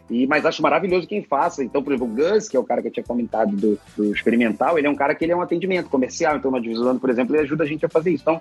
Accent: Rio de Janeiro, Brazil; now in São Paulo, Brazil; Mas é, é, eu vim do Rio de Janeiro, e moro aqui em São Paulo hoje.

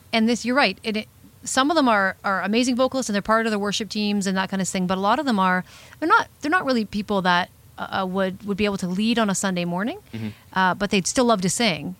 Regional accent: Sarnia, Ontario, Canada; moved away as an adult; her and I grew up in the Sarnia area together

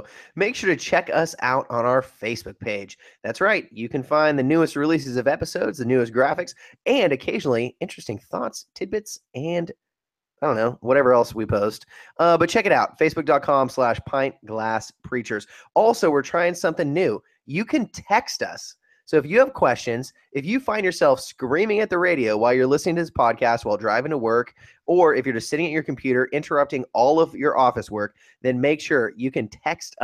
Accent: Northern California, United States; my days growing up in Northern California

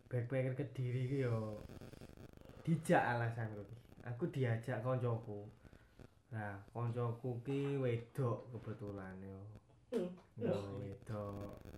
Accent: Kediri, East Java, Indonesia; Terus aku asli Kediri, lah ya. Apa seperti yang dikatakan Aji mau, kalau orang Kediri itu ganteng-ganteng, cantik-cantik.

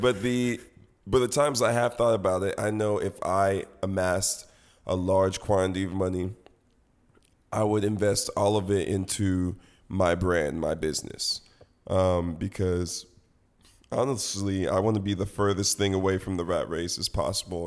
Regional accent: Nigeria; I'm Nigerian

